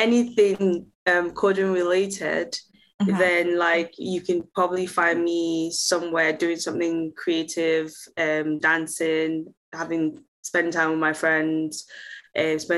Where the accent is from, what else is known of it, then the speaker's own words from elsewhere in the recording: Nigeria; moved away as an adult; now in Manchester, United Kingdom; I am originally Nigerian